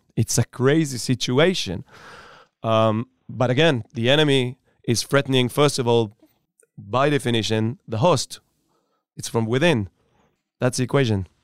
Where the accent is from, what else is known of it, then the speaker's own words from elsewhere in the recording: Upper Galilee, near Safed, Northern District, Israel; Born and raised in Upper Galilei, Ospina, uh, next to the city of Tzfat.